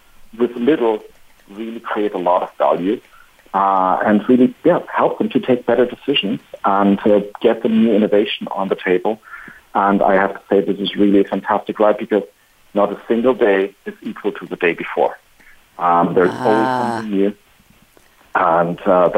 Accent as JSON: {"language": "English", "country": "Spain", "said": "my home country"}